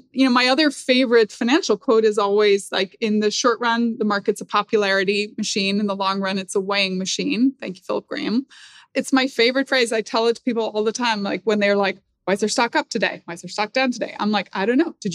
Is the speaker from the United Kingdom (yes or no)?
yes; Northern Ireland, United Kingdom; Like I grew up in Northern Ireland.